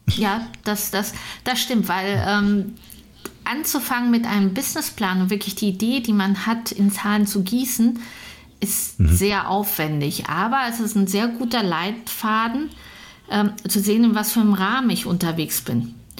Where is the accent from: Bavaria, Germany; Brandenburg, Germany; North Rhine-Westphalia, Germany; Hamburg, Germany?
North Rhine-Westphalia, Germany; Münster; ich komme aus Münster